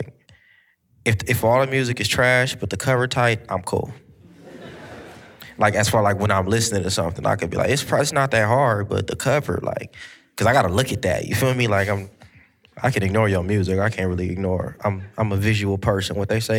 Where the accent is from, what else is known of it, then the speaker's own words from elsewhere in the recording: Long Beach, California, United States; I'm from Long Beach.